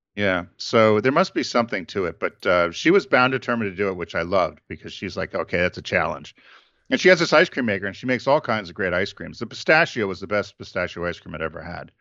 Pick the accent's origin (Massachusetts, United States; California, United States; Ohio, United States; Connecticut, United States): Connecticut, United States; John and I grew up in Connecticut